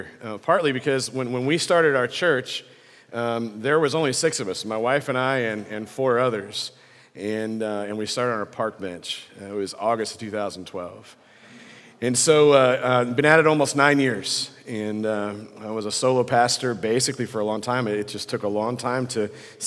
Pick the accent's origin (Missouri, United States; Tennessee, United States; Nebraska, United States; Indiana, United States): Nebraska, United States; near Lincoln; I grew up near Lincoln, Nebraska, little farmhouse on a hill